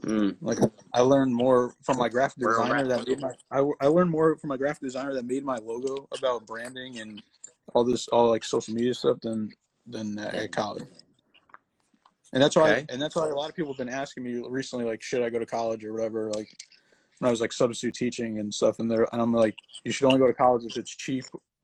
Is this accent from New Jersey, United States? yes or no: no; Connecticut, United States; I said I was from Connecticut